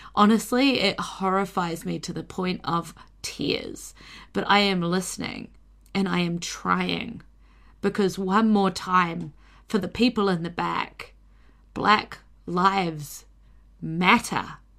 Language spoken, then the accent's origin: English; New Zealand; we're pretty British in a lot of ways here